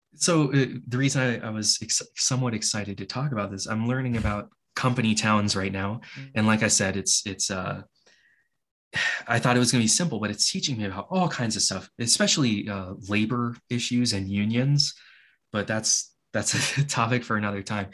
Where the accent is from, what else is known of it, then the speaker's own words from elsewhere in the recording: Hawaii, United States; I grew up in Hawaii